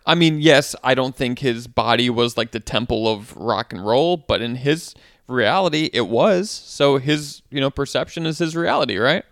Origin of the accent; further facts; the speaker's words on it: Wisconsin, United States; moved away as an adult; now in New York, United States; I'm from Wisconsin, where this, like, a small town where most people know each other